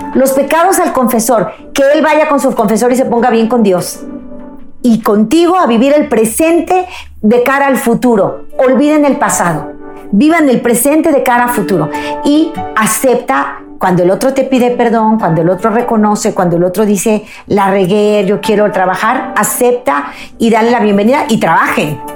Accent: Mexico; mi país, México

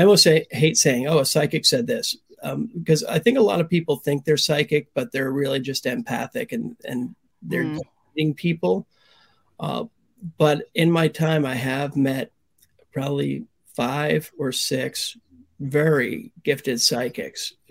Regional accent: Pennsylvania, United States; moved away as an adult; now in Key West, United States; I'm from Pennsylvania. Mm. I moved to Key West in 1996.

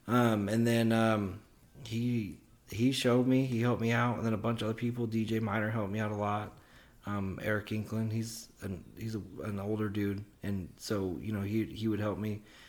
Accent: Oklahoma City, Oklahoma, United States; You know, I'm from Oklahoma City

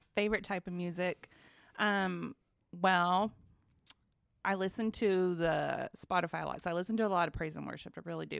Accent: Grandfield, Oklahoma, United States; also born or lived in Wichita Falls, Texas; from a small town in southwest Oklahoma known as Grand Field. It's down in Tillman County, right on the Red River

